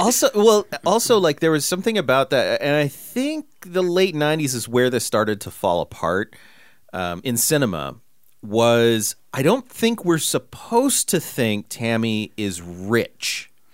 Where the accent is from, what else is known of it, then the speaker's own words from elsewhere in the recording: Central California, United States; we grew up in Central California